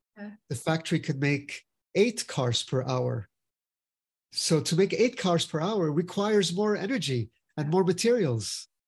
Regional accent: Finland; now in United States; So, for example, I'm from Finland as well. So my father was from Brazil and my mother's from Finland. And I'm the honorary consul of Finland in South Florida.

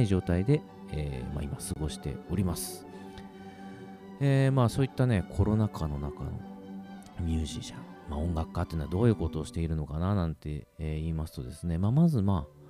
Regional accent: Kagoshima, Japan; 僕鹿児島市あ、鹿児島市の出身なんですけれども

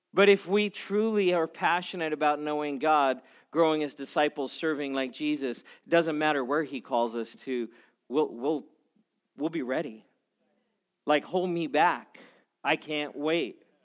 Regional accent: South Africa; moved away; I grew up in South Africa

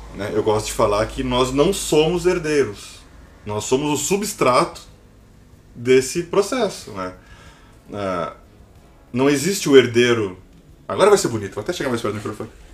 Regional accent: Brazil; somos brasileiros

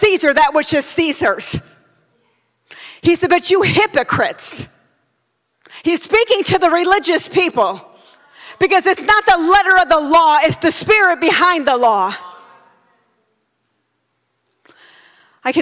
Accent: United States; I'm a Christian before I'm an American

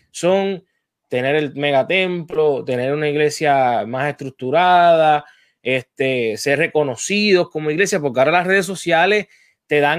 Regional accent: Puerto Rico; yo estuve en el Departamento de la Familia en Puerto Rico.

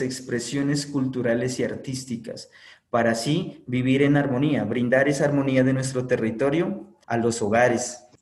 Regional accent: Sibundoy, Putumayo, Colombia; desde nuestro territorio, nuestro sagrado lugar de origen, Sibundo

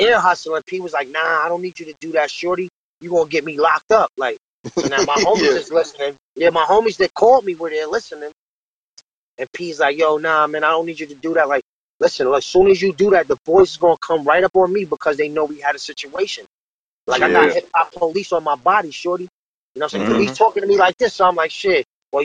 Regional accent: New York City, New York, United States; I was born out in Far Rockaway. here in Queens. You know, I grew up, you know, basically in the Jets

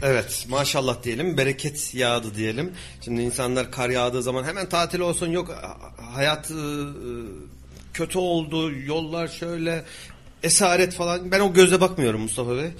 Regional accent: Kayseri, Kayseri Province, Turkey

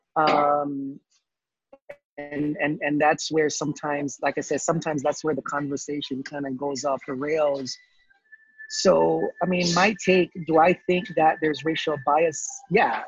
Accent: Jamaica; moved away as an adult; now in United States; I was born in the Caribbean, born in Jamaica lived there for 18 years

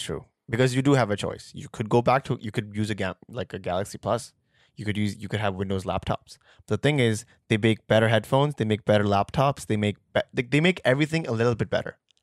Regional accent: Pakistan; we're Pakistani

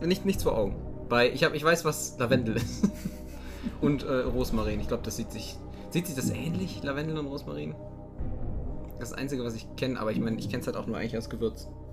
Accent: Cochem, Rhineland-Palatinate, Germany; ich komme aus Kochen, das wird mit C am Anfang geschrieben

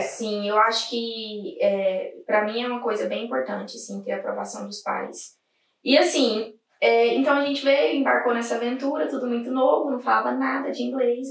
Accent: Goiás, Brazil; moved away as an adult; now in Ireland; eu sou de Goiás

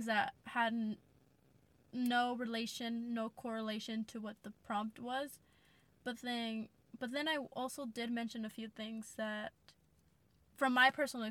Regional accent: United States; first language English; I was born in the United States

